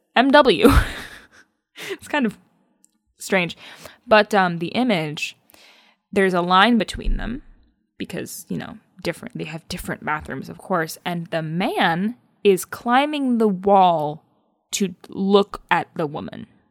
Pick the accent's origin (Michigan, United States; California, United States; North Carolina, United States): Michigan, United States; accent: Midwestern; we're both from Michigan